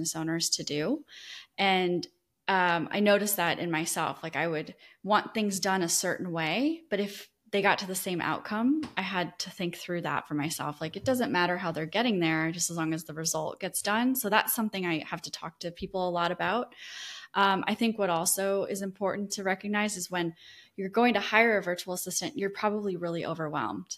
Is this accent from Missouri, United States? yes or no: no; Iowa, United States; moved away as an adult; now in Destin, United States; I grew up in Iowa